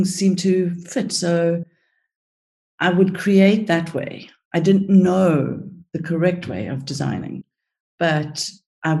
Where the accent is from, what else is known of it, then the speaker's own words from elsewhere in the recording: South Africa; also born or lived in Cyprus; I was born in Cyprus and grew up in South Africa. We went to South Africa when I was 5.